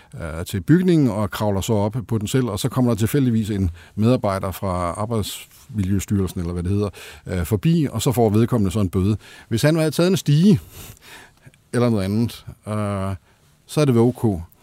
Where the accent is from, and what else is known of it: Denmark